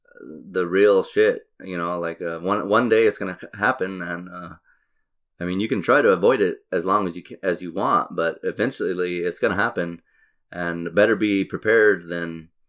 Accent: Albuquerque, New Mexico, United States; So you're from LA, perfect, you know. I'm from Albuquerque.

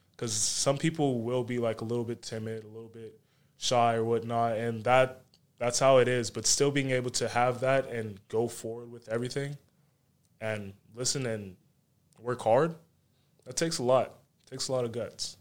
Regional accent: Charlotte, North Carolina, United States; also born or lived in Monroe; I was born in Charlotte, basically grew up in Charlotte, grew up in Monroe a little bit too

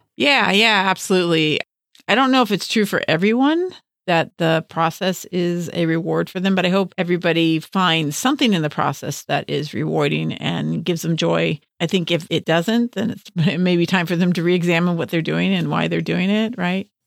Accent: Los Angeles, California, United States; we both, uh, were raised in West Los Angeles

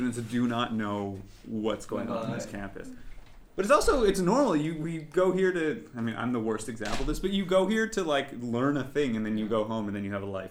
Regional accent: Montreal, Quebec, Canada; I'm Canadian, yeah.

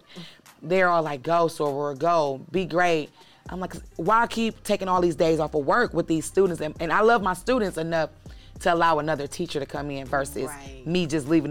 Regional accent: Midwest, United States; also born or lived in New York; now in Atlanta, United States; I'm from the Midwest, but I could have easily been born in the South

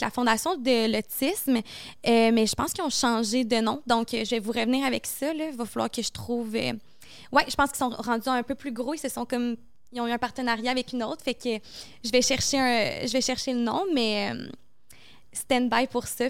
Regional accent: Montreal, Quebec, Canada; c'est ici, chez nous, à Montréal

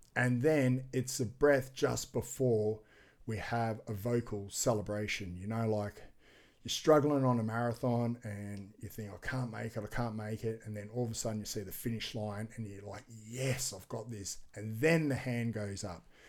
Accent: Gold Coast, Queensland, Australia; Commonwealth Games is in my hometown next year

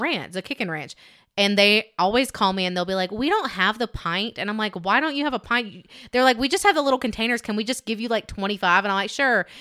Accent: Alabama, United States; I'm thick and I'm from Alabama. This is what we

